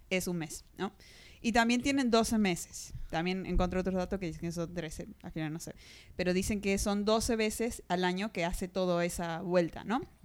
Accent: Argentina; moved away; de Argentina.

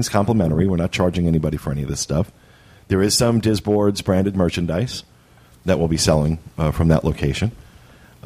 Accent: Jersey Shore, New Jersey, United States; now in Florida, United States; I grew up on the Jersey Shore

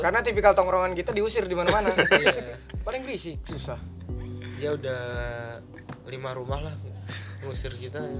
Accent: Jakarta, Indonesia; gua sebagai orang Jakarta

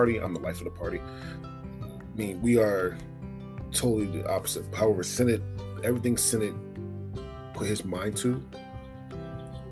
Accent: Philadelphia, Pennsylvania, United States; moved away; also born or lived in Oregon; I'm born and raised in Philadelphia

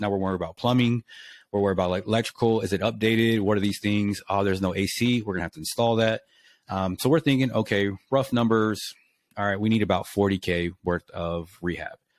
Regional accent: Lubbock, Texas, United States; moved away as an adult; also born or lived in Japan; moved here, and I'm from here.

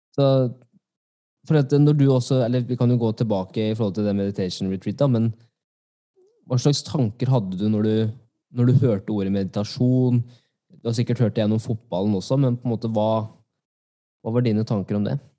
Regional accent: Norway; jeg er norsk

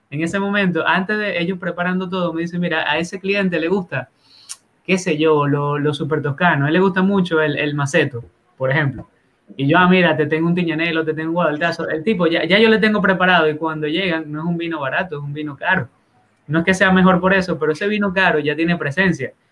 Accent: Dominican Republic; ya cuando tú empiezas como a, como buen dominicano a hacer hacer pantalla, pues, hacer aparataje.

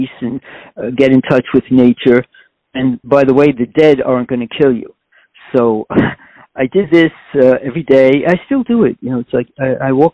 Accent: New York City, New York, United States; I was born in Corona, Queens, which is a very ethnically diverse community

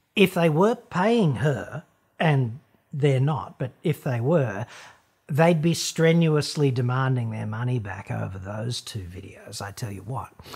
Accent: Australia

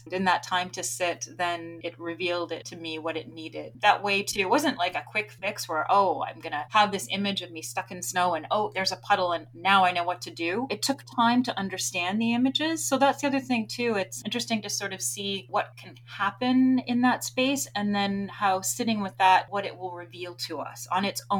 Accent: Grimsby, Yorkshire and the Humber, United Kingdom; I grew up in Grimsby. I was the first library that I went to as a little girl.

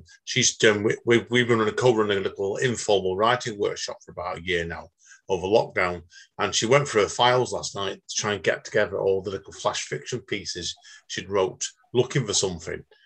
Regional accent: Manchester, North West England, United Kingdom; me being Mancunian

